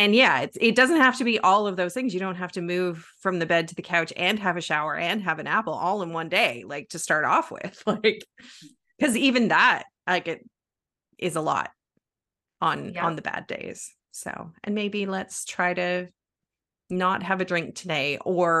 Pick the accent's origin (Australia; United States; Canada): Canada; moved away; I'm originally from Canada, and we used to have this show on TV when I was little